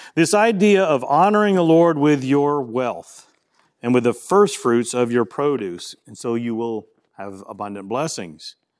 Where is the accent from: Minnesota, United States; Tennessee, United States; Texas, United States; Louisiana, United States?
Louisiana, United States; moved away; I'm from Louisiana